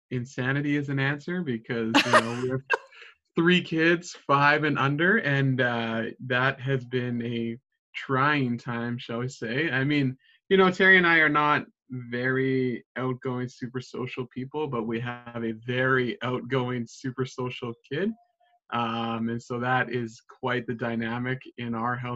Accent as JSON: {"language": "English", "town": "Edmonton", "region": "Alberta", "country": "Canada", "tie": "born or raised there", "also_born_or_lived": "Kingston, Ontario", "moved": "as an adult", "said": "I've grown up in Edmonton, but I'm actually born in Kingston, Ontario"}